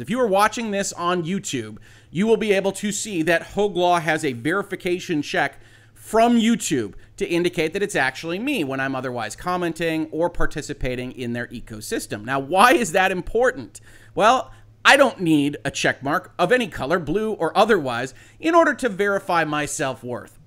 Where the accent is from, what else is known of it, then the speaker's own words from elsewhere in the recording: United States; an American citizen